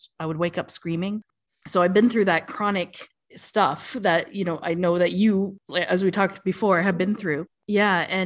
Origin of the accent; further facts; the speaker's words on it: Canada; moved away as an adult; now in Dubai, United Arab Emirates; I am Canadian, but I left for Dubai and the warm and the sun, leaving behind the snow about 11 years